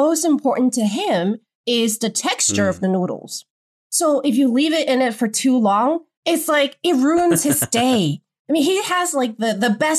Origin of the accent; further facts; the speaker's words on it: Wuhan, Hubei, China; now in Beijing, China; I grew up in Wuhan